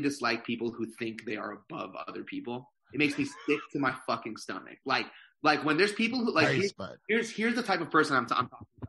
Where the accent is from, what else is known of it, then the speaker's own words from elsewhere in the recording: Canada; now in New York, United States; Fully Filipino, but I was born in Canada.